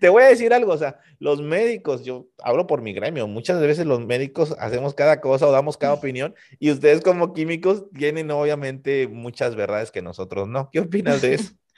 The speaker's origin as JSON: {"language": "Spanish", "town": "Tampico", "region": "Tamaulipas", "country": "Mexico", "tie": "born or raised there", "said": "tuvimos en la ciudad de Tampico, Tamaulipas, de donde yo soy originario"}